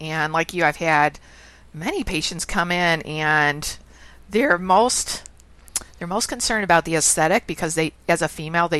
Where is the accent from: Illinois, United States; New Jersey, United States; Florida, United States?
Illinois, United States; Chicago; moved away; Oh, I'm originally from Chicago.